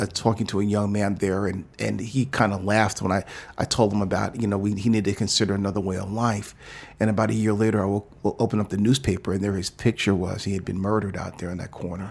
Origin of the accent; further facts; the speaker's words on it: New York City, New York, United States; moved away as an adult; also born or lived in New Jersey; now in Oakland, United States; I was born in New York City, and I grew up in the, uh, in the era when hip hop was just burgeoning above ground.